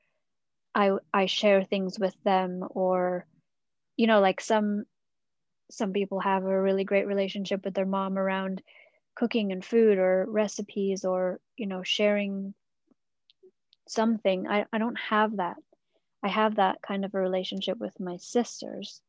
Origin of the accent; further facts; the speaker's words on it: England, United Kingdom; moved away as an adult; I moved away from England, where all my family is